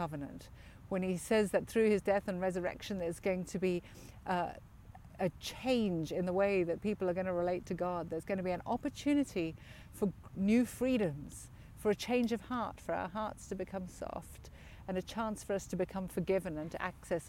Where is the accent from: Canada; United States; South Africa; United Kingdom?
South Africa; moved away; I grew up in South Africa as a privileged white South African in a time when apartheid flourished.